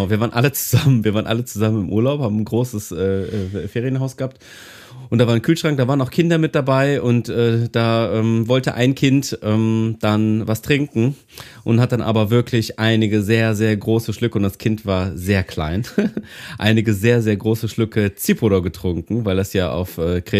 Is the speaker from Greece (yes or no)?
yes; Greece; German is a second language; Und das ist äh, bei uns in Griechenland nicht so, ne?